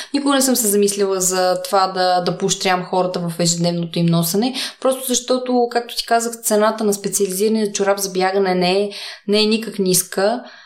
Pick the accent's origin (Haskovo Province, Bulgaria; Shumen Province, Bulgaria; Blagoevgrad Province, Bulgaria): Blagoevgrad Province, Bulgaria; Sandanski; now in Sofia, Bulgaria; Аз съм от Сандански